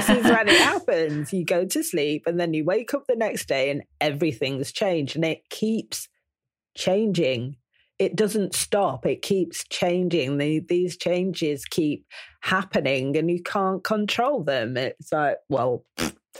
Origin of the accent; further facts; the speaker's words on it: Manchester, North West England, United Kingdom; I'm from Manchester